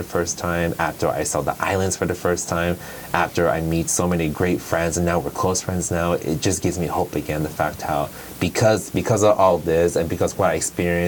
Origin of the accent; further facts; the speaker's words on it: Barstow, California, United States; going back to Barstow, how it was for me growing up